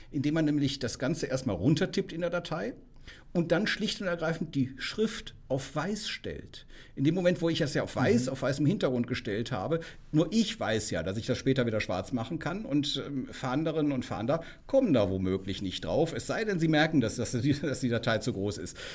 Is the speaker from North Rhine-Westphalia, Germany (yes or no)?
yes; Cologne, North Rhine-Westphalia, Germany; ich meine, ich komme aus Köln, ne?